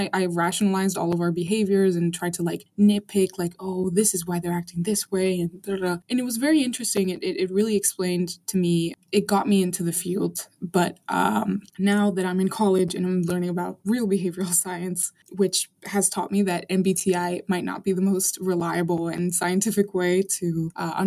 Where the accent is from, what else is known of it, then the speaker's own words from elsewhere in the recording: Arlington, Virginia, United States; also born or lived in Caracas, Venezuela; I'm like American in nature because I grew up in the States